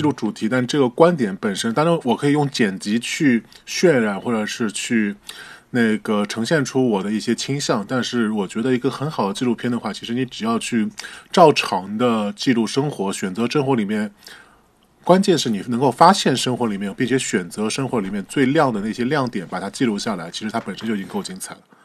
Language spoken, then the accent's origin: Chinese; Shanghai, China; 作为一个上海人，我在上海生活了三十多年